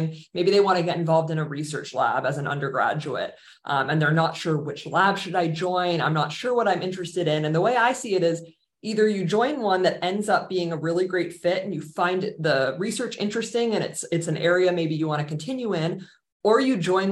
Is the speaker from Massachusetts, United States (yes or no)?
yes; Boston, Massachusetts, United States; moved away as an adult; I grew up in the Boston area